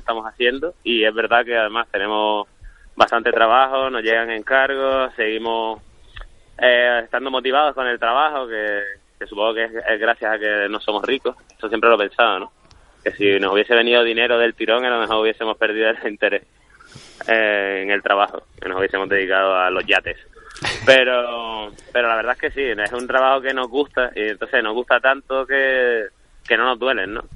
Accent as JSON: {"language": "Spanish", "town": "Las Palmas de Gran Canaria", "region": "Canary Islands", "country": "Spain", "also_born_or_lived": "Seville", "moved": "as an adult", "said": "yo soy de Las Palmas y estaba aquí viviendo en Sevilla"}